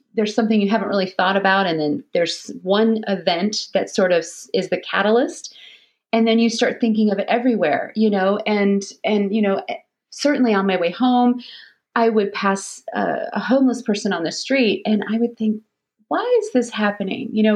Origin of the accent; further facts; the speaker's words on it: Florida, United States; also born or lived in Alabama / St. Louis; now in Detroit, United States; Florida, though, is really home for me